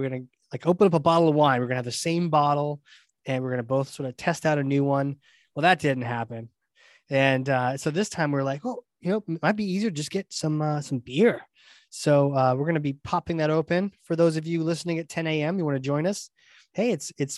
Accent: New England, United States; my hometown here in New England

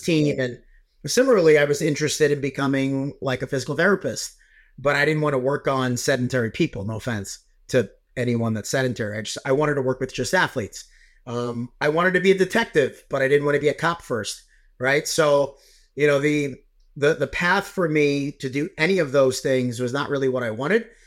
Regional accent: New York, United States; I'm a New Yorker, so I wa, like, I, I was in Long Island at the time

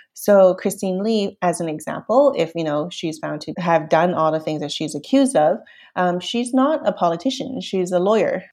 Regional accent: Canada; also born or lived in Hong Kong; raised in Canada

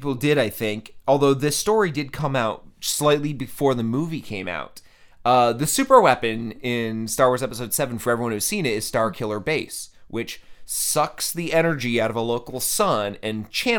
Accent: Vermont, United States

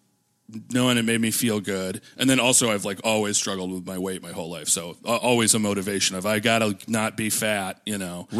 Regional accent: Minnesota, United States; moved away; because we're both from Minnesota.

